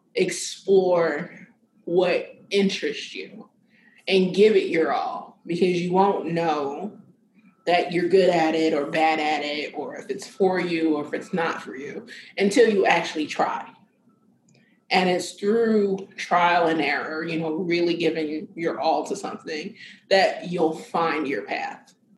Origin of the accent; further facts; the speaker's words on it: Philadelphia, Pennsylvania, United States; moved away as an adult; also born or lived in the South; now in Philadelphia, United States; I grew up in Philadelphia.